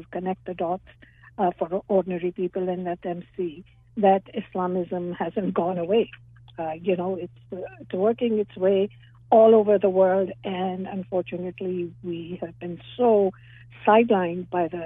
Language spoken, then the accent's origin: English; Pakistan; now in Toronto, Canada; I was born in Pakistan, and I still have ties